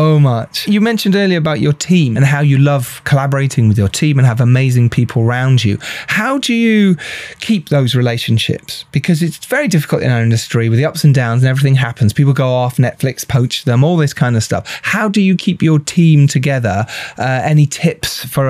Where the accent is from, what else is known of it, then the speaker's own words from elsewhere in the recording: United Kingdom; as a British person